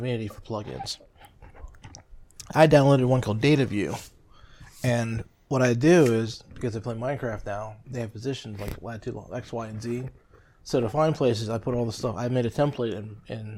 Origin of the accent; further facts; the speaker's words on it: United States; I'm an American